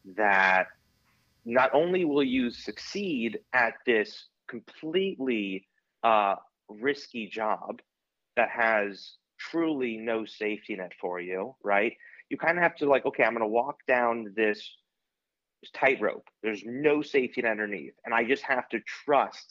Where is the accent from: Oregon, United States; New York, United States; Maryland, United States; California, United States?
Maryland, United States; I'm from Maryland